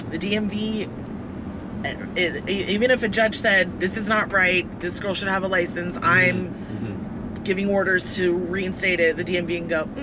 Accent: Netherlands; moved away; I'm from the Netherlands.

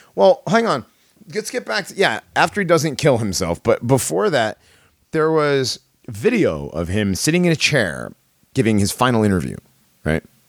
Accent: Connecticut, United States; I grew up in Connecticut.

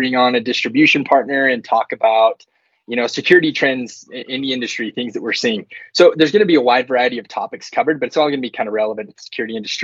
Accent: Utah, United States; born and raised here in Utah.

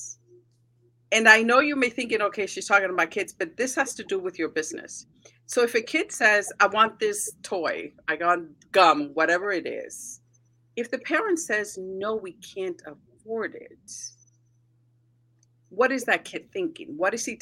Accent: United States; So my parents are Mexican. I grew up in the States

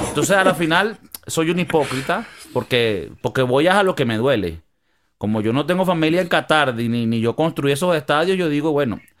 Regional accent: Venezuela; ¿Tú crees que como venezolanos es una dicha o, o es una.

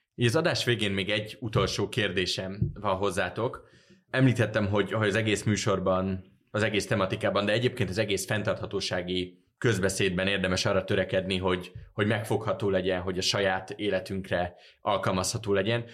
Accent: Budapest, Hungary; én úgy nőttem föl, hogy nekem nem volt olyan élményem a belvárosban felnőve

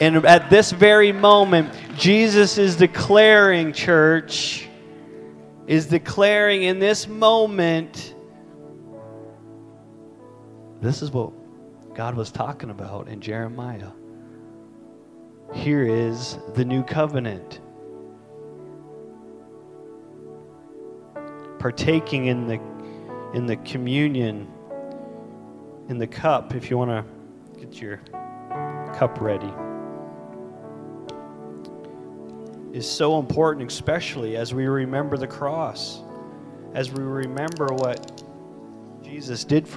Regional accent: Canada; as a Canadian

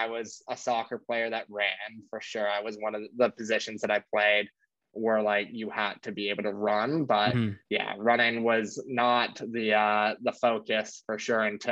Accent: New York City, New York, United States; Born and raised in New York. I grew up in Battery Park all the way downtown

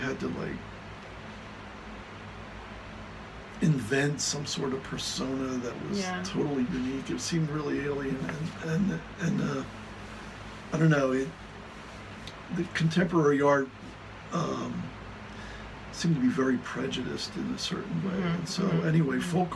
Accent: Kutztown, Pennsylvania, United States; growing up in Kutztown

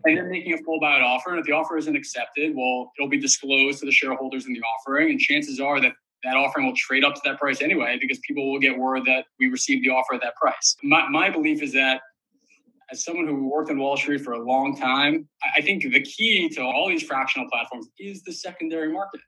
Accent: New York City, New York, United States; I did grow up in New York City. I live here currently.

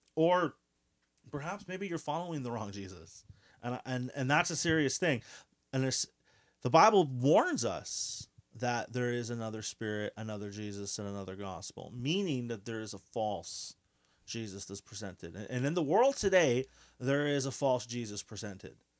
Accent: Quebec, Canada; we are Canadian, uh, specifically Quebecois. uh, Quebecers

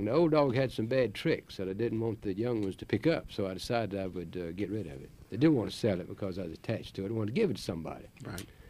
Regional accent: Chatham County, North Carolina, United States; that's my home county

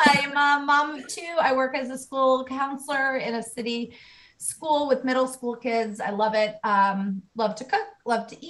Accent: hometown north of Boston, New England, United States; moved away as an adult; also born or lived in Gainesville, Florida / Charlestown; Scott found a house in my hometown

